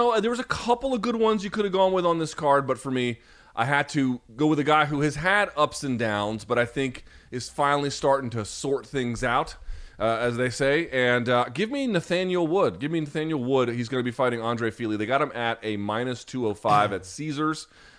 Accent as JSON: {"language": "English", "country": "India", "tie": "born there", "said": "I was born in India."}